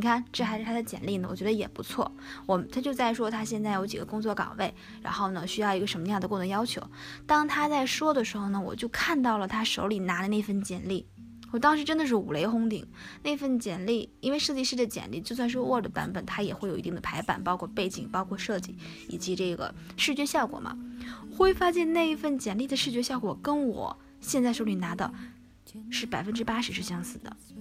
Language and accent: Chinese; Northeast China, China; 我是东北人